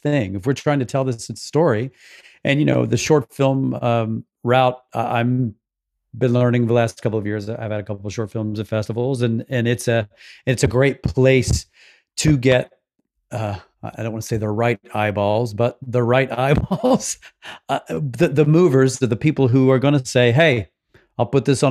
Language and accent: English; the South, United States; I grew up in the South